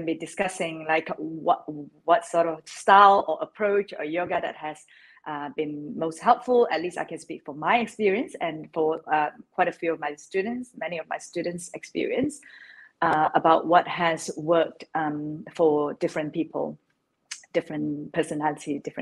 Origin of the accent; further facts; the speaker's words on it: Malaysia; now in London, United Kingdom; I was born in Malaysia. I am based in London now, so I live in London